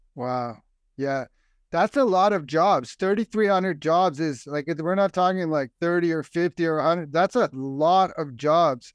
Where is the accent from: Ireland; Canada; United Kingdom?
Ireland; I'm Irish. My parents are Irish. Our whole family